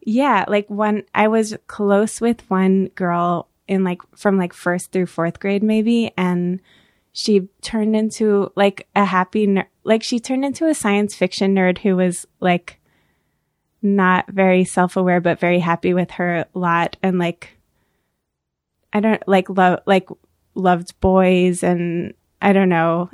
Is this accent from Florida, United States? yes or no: no; Orange County, New York, United States; now in New York City, United States; I grew up in Orange County, New York